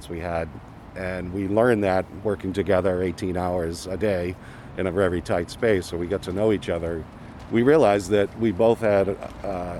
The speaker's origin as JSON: {"language": "English", "town": "Lowell", "region": "Massachusetts", "country": "United States", "tie": "born or raised there", "moved": "as an adult", "lives_now": "Portland, United States", "said": "I grew up in Massachusetts in Lowell"}